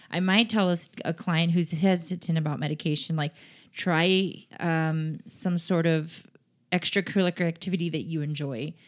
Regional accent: San Diego, California, United States; now in Sacramento, United States; I grew up in San Diego

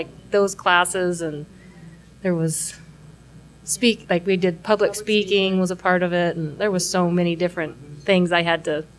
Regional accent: Jordan Valley, Oregon, United States; I grew up on a ranch in Jordan Valley, you know, born and raised there.

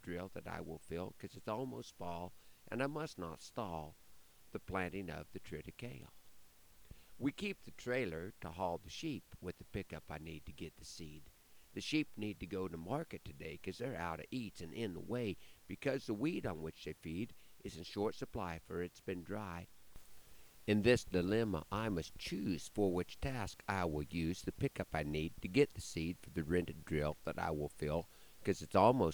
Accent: Broken Bow, Nebraska, United States; part of a show in my hometown

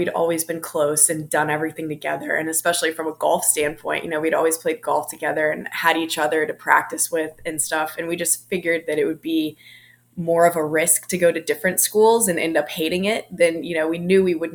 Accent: Durham, North Carolina, United States; moved away as an adult; also born or lived in Blacksburg, Virginia; being from like the Durham area

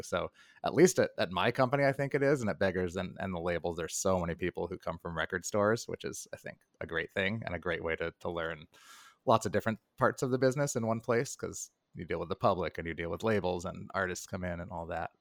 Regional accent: New York, United States; I'm a New Yorker

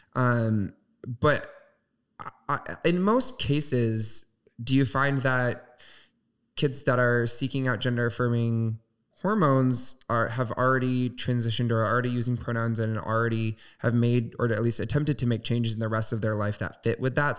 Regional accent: Southwest Michigan, United States; moved away; I'm from Southwest Michigan, uh, so very small town religious

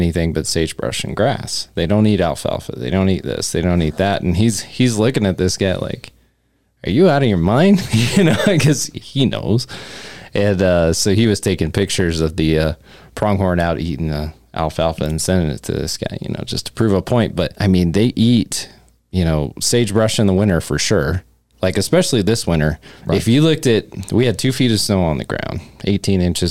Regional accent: Cheyenne, Wyoming, United States; I grew up in Cheyenne

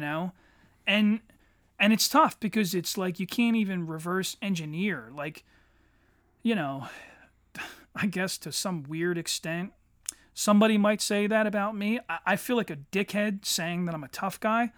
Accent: Eddystone, Pennsylvania, United States; growing up in Eddystone as a teenager

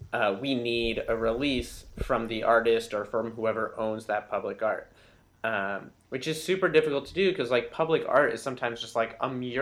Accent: New Orleans, Louisiana, United States; by virtue of the fact that I'm from New Orleans

